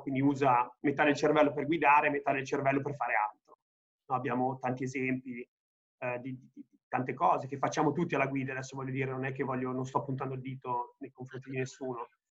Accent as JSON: {"language": "Italian", "country": "Italy"}